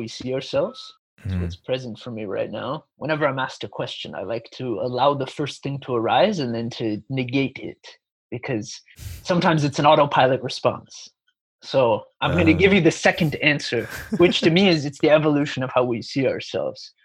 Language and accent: English; United States; moved away as an adult; also born or lived in Chicago, Illinois / Sedona, Arizona; now in Gold Coast, Australia; I was born and raised in Chicago, but I grew up in mystical Sedona, Arizona, and spent a lot of time in the desert of Arizona.